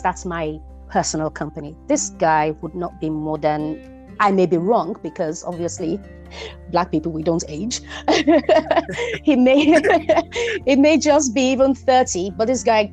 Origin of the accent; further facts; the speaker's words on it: Nigeria; I am Nigerian